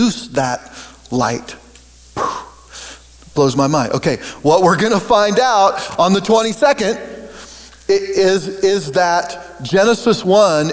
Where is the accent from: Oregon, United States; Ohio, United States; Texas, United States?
Oregon, United States; now in Kansas, United States; I grew up in Oregon, and I've lived in Kansas now for 30 some years.